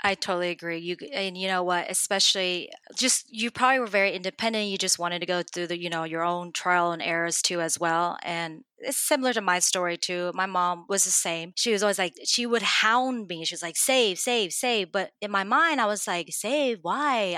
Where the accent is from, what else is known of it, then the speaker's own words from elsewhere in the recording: Dallas, Texas, United States; moved away as an adult; now in Houston, United States; I'm originally from Dallas, which is just down the street from Houston